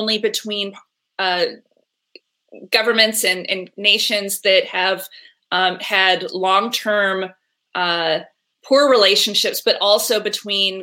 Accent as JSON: {"language": "English", "country": "Canada", "moved": "yes", "said": "I'm originally from Canada"}